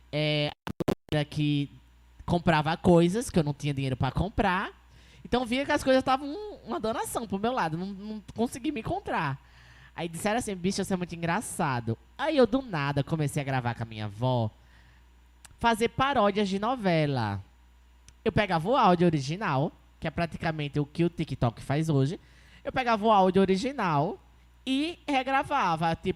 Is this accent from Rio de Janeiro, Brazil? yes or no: no; Maceió, Alagoas, Brazil; eu sou do Jacintinho